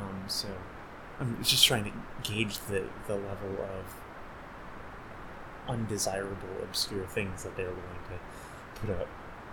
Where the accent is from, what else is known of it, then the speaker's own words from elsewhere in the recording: Chicago, Illinois, United States; accent: Chicago; also born or lived in Indiana; I normally talk like someone from Chicago